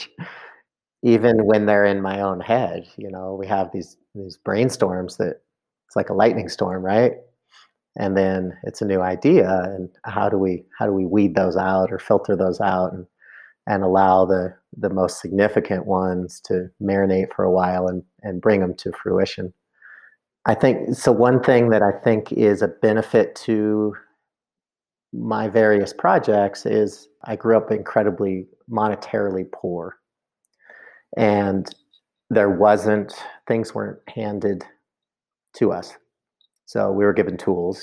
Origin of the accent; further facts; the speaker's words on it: Mendocino, California, United States; also born or lived in Berkeley, California; now in Carbondale, United States; where I grew up in Mendocino